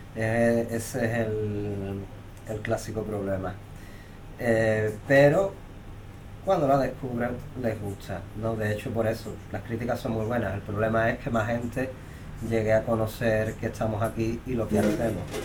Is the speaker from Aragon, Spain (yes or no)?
no; Cádiz, Andalusia, Spain; moved away; yo que soy de Cádiz